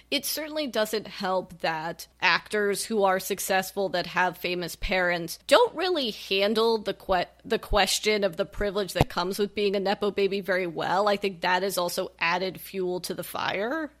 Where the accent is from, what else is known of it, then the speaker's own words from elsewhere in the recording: West Coast, United States; we're both West Coasters